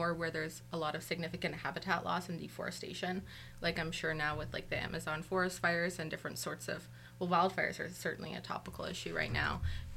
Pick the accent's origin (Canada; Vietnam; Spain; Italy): Canada; Toronto, Ontario; also born or lived in Guelph / Kingston; I'm originally from Toronto